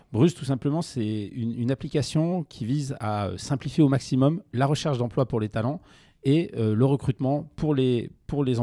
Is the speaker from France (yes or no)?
yes; Montpellier, Occitania, France; also born or lived in Lyon; Alors moi je suis montpelliérain à la base. Et j'ai fait une partie de mes études à Lyon, tout à fait.